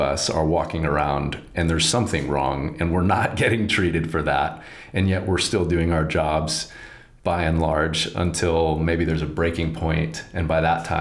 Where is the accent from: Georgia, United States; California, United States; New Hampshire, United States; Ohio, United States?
California, United States; Southern; moved away; I'm from Southern California originally